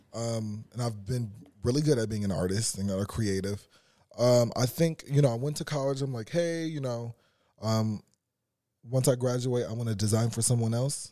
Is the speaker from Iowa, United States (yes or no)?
no; Carson, California, United States; I'm from Carson